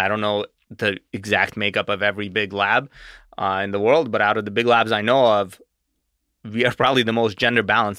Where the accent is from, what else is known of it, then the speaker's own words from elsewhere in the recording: Arizona, United States; also born or lived in Russia; I moved here when I was eight.